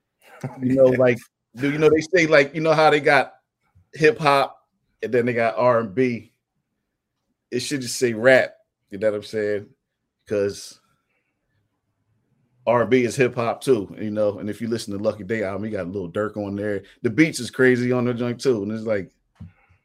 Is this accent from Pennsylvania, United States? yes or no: yes; Philadelphia, Pennsylvania, United States; I'm from West Philly, I'm from Winfield / Overbrook